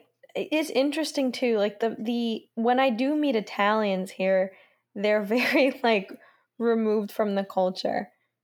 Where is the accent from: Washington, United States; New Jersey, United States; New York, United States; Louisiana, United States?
New Jersey, United States; moved away; also born or lived in Florida; I grew up in New Jersey. Everybody was Italian